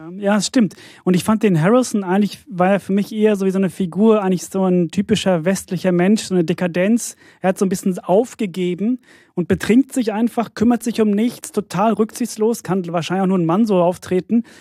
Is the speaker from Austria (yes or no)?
no; Sweden; moved away; ich bin in Schweden aufgewachsen